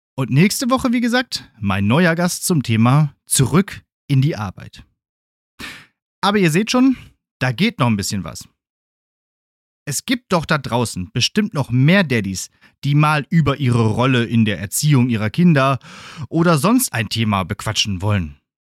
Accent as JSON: {"language": "German", "area": "Ruhr area", "region": "North Rhine-Westphalia", "country": "Germany", "tie": "born or raised there", "moved": "as an adult", "lives_now": "Münster, Germany", "said": "meiner 80 Kilometer entfernten alten Heimat im Ruhrgebiet"}